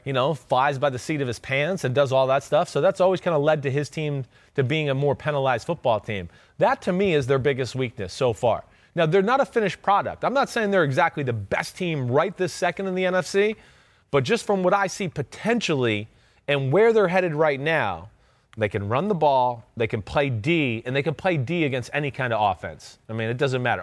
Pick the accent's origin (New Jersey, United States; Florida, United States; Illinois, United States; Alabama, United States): New Jersey, United States; I'm from Jersey